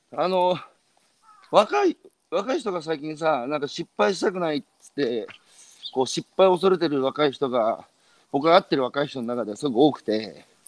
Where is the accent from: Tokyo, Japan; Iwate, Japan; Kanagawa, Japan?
Iwate, Japan; 僕は岩手